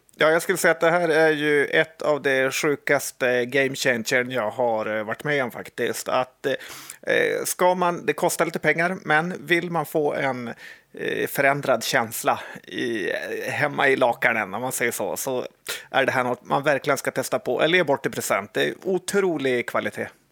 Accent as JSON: {"language": "Swedish", "country": "Sweden", "said": "vi svenskar"}